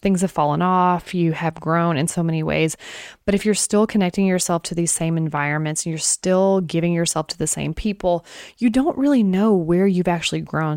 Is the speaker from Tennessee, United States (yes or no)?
yes; Tennessee, United States; also born or lived in Oklahoma; I've been in Tennessee since I was three, from Oklahoma, born in Oklahoma and moved here